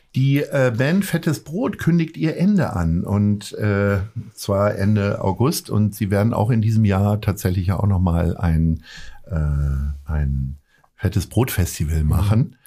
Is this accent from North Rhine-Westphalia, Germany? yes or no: no; Hanover, Lower Saxony, Germany; ich komme aus Hannover